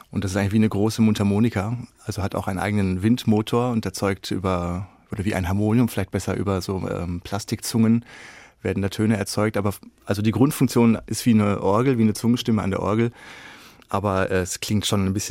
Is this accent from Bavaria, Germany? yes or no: no; Beckum, North Rhine-Westphalia, Germany; Und ich komme ja aus Beckum, das ist eine Kleinstadt in Nordrhein-Westfalen.